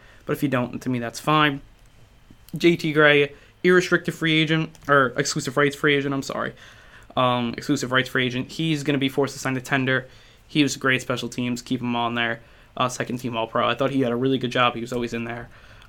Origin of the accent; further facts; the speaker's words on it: New York, United States; I'll be following the New York Guardians. I'm a New Yorker